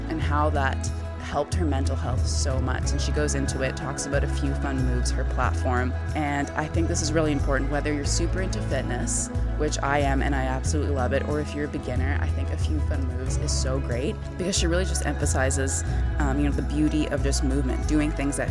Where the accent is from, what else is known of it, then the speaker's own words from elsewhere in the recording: Vancouver, British Columbia, Canada; Vancouver, which I'm from